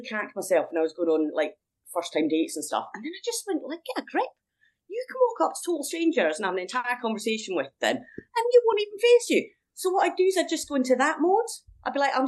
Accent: Edinburgh, Scotland, United Kingdom; moved away as an adult; back in my hometown

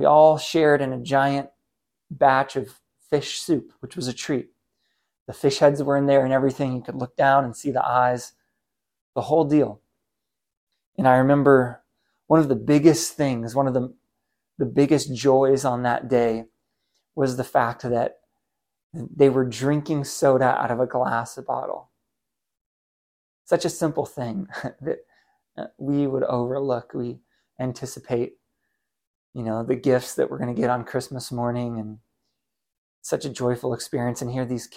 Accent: United States; As an American man living in the 21st century

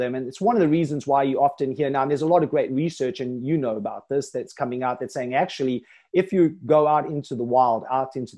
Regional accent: Johannesburg, Gauteng, South Africa; moved away as an adult; now in Thailand; I lived most of my life in South Africa in Johannesburg

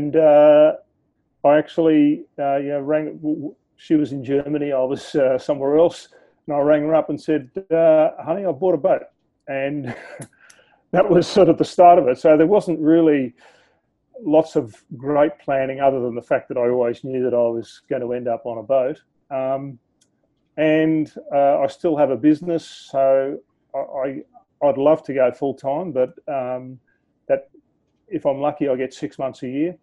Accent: Australia; accent: Aussie; from my accent, you'll hear that I'm an Aussie. I'm currently landlocked in Sydney.

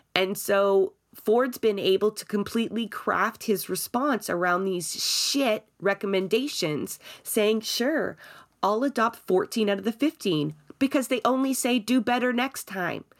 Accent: Toronto, Ontario, Canada; I grew up in Scarborough as well

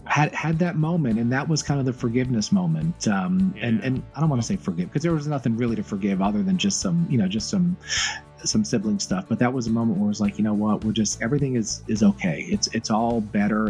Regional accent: Myrtle Beach, South Carolina, United States; moved away; she lived in Myrtle Beach, South Carolina, and that's where we spent our teenage years.

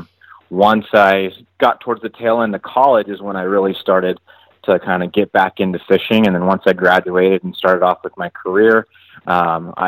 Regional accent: Santee, California, United States; I was born and raised out here in Santee, California. It's the specific city that I'm from. It's a suburb of San Diego.

